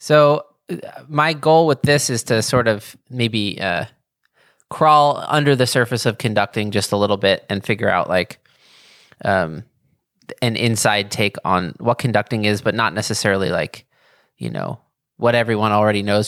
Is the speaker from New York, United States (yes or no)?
yes; New York, United States